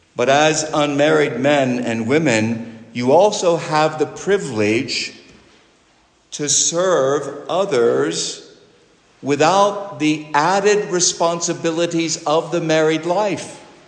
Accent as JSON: {"language": "English", "country": "United States", "said": "I'm a Christian who is an American"}